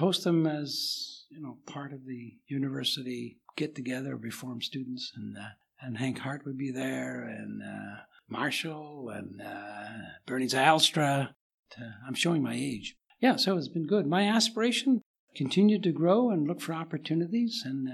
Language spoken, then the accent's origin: English; Winnipeg, Manitoba, Canada; now in Toronto, Canada; I'm from Winnipeg originally, and now I live in Toronto.